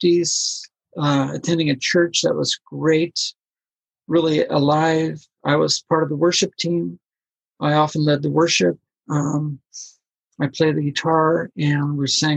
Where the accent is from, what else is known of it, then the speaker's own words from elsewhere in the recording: Colombia; I'm from Colombia